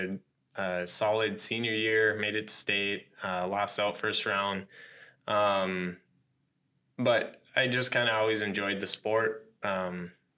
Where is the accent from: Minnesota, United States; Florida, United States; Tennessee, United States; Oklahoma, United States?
Minnesota, United States; north of the Twin Cities; moved away as an adult; also born or lived in Blooming Prairie, Minnesota / Ellendale, Minnesota; now in Owatonna, United States; my hometown where I graduated from, up in Malacca, north of the Twin Cities